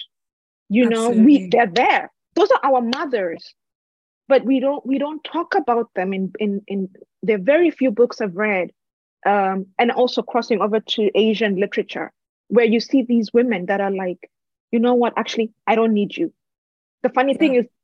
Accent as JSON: {"language": "English", "country": "Kenya", "also_born_or_lived": "United States"}